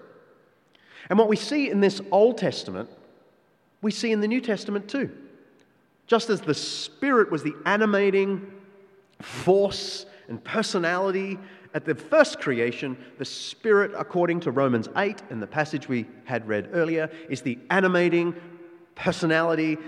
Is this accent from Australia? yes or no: yes; Australia; our Australian culture